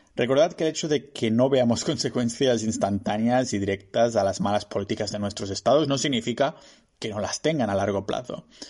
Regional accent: Spain; mi pueblo, Chocatán

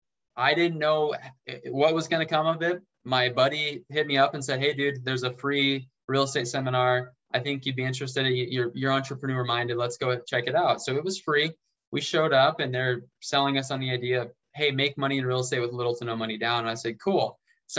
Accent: David City, Nebraska, United States; moved away as an adult; also born or lived in Lincoln, Nebraska; now in Las Vegas, United States; I'm from David City. My now wife and I met back in high school at the Butler County Fair

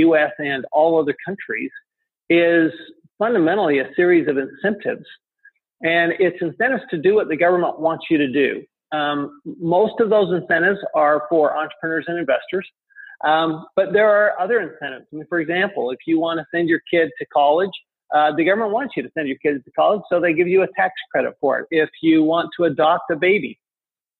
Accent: Salt Lake City, Utah, United States; moved away as an adult; also born or lived in France / Tempe, Arizona; I grew up in Salt Lake City, Utah

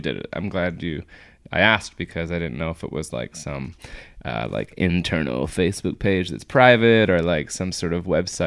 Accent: Seattle, Washington, United States; I'm from Seattle

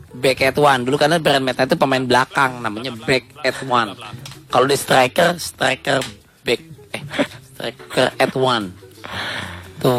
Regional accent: Indramayu, West Java, Indonesia; Di daerah gue tuh Indramayu

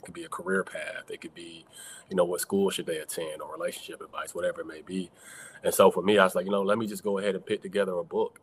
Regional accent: College Park, Georgia, United States; I'm originally from College Park, Georgia, south side of Atlanta

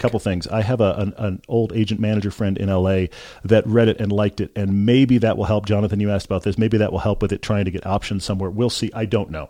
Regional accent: Houston, Texas, United States; I grew up in Texas

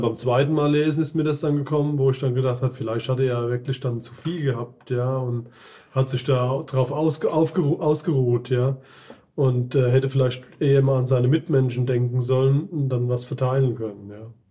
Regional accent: Lämmerspiel, Hesse, Germany; komme aus Lämmerspiel

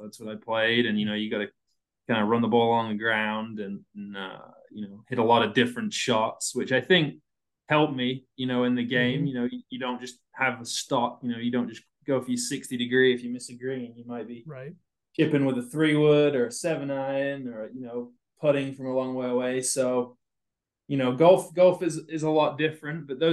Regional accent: England, United Kingdom; also born or lived in South Carolina; now in Iowa, United States; I'm from England, you know, originally. I don't know if everyone knows that, but from England. Growing up, I played all sports in England

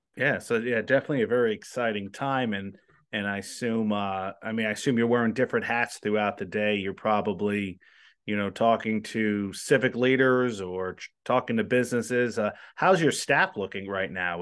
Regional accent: New Jersey, United States; now in Omaha, United States; I'm from New Jersey

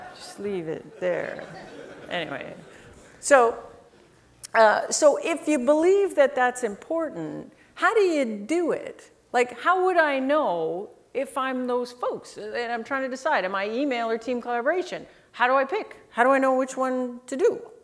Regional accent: Canada; I'm Canadian.

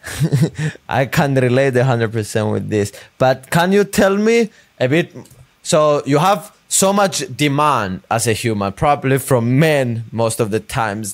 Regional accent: Cyprus; now in United States; I grew up in a small country in Europe named Cyprus.

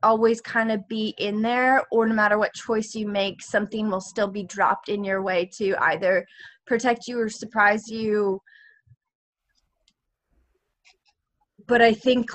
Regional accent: Vancouver, British Columbia, Canada; I grew up in Vancouver as an actor

